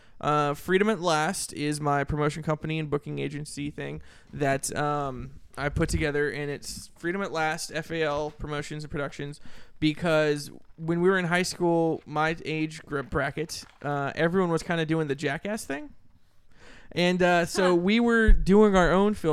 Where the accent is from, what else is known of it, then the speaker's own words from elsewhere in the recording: Sacramento, California, United States; I grew up in the scene here in Sacramento, since I was in junior high